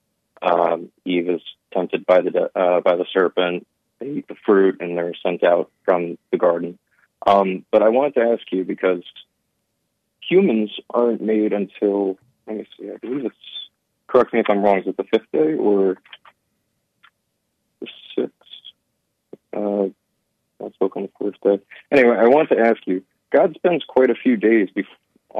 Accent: New Jersey, United States; I'm from Jersey. It's always talked about as like one of the dirtiest states

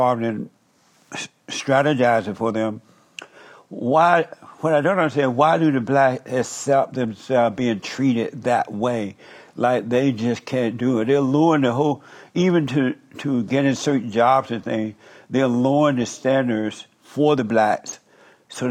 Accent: Alabama, United States; I grew up in Alabama when the Jim Crow law existed.

